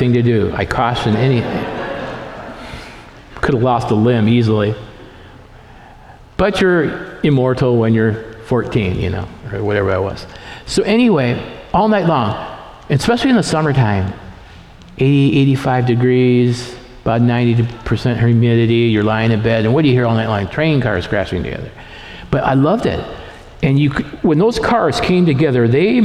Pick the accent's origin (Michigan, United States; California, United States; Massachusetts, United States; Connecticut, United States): Michigan, United States; Lansing; also born or lived in Portland; now in Stanwood, United States; I grew up in Lansing, Michigan, a very industrial town, and then I moved to downtown Portland, or to Portland